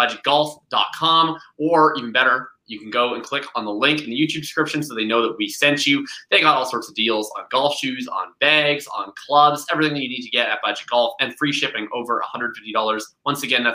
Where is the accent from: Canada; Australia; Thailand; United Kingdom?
Canada; I'm Canadian